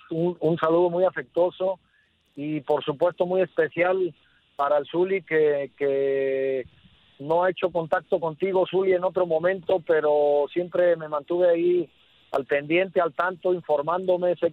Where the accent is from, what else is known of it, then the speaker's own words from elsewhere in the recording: Colima, Mexico; también acá en mi tierra, en Colima, que es donde ando